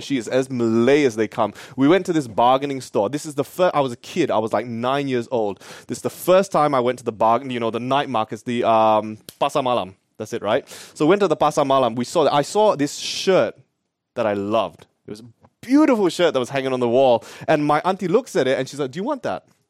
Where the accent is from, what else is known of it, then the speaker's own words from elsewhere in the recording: Perth, Western Australia, Australia; I'm actually Australian. I told you, yeah, I told you too. Born and raised, born and raised, guys, in Perth